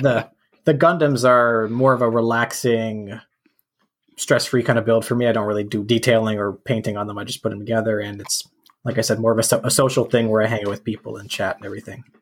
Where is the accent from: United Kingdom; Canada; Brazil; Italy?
Canada; as a Canadian